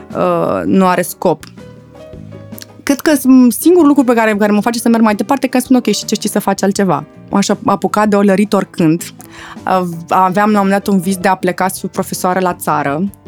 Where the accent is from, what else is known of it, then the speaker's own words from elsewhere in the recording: Pitești, Argeș, Romania; Eu fiind provincială, eu sunt din Pitești